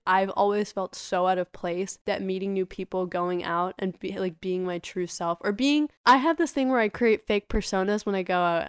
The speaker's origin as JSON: {"language": "English", "country": "United States", "tie": "born or raised there", "said": "first generation American"}